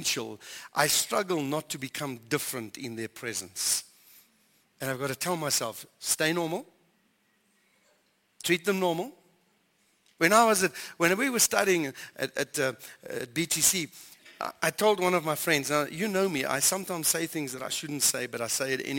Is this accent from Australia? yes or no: no; South Africa; we're South African